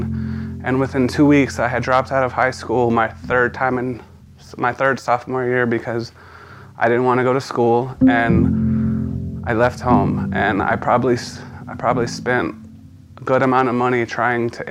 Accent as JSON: {"language": "English", "town": "San Antonio", "region": "Texas", "country": "United States", "tie": "born or raised there", "said": "I was born in San Antonio in 1988. I had a pretty decent early childhood"}